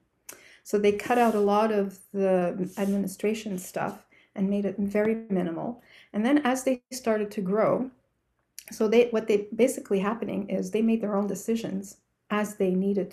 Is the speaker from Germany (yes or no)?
no; Canada; I'm from Canada